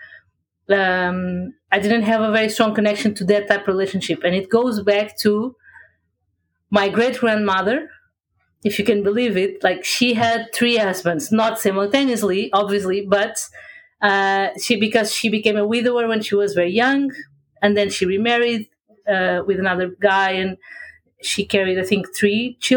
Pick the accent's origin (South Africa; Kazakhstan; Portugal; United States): Portugal; I'm from Portugal, in Europe.